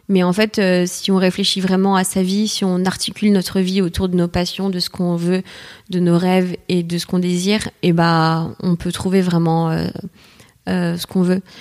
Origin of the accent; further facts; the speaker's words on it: Martinique; moved away as an adult; now in Paris, France; je suis née à Paris t'es née à Paris ok mais j'étais vivre après 6 ans en Martinique